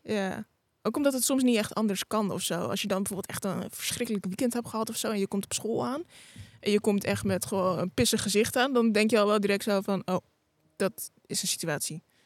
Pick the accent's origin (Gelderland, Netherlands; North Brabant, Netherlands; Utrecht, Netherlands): Utrecht, Netherlands; Amersfoort; kom uit Amersfoort